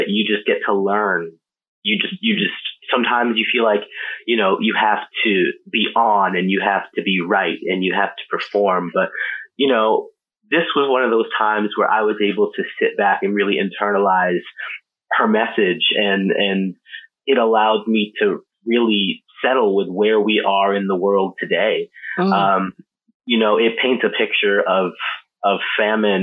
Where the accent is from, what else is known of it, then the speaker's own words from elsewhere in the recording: Baltimore, Maryland, United States; moved away as an adult; now in New York City, United States; I am originally from Baltimore. I moved to New York City about, how long has it been now? I moved there in 2011, to go to college